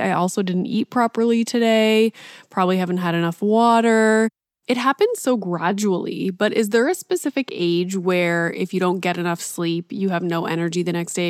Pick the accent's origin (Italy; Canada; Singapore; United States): Canada; Northern Ontario; I grew up in Northern Ontario and I have, you know, a hint of French in my language